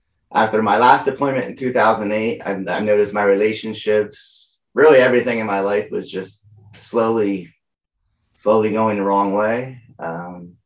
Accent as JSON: {"language": "English", "area": "Lehigh Valley", "region": "Pennsylvania", "country": "United States", "tie": "born or raised there", "said": "I grew up in Lehigh Valley, Pennsylvania"}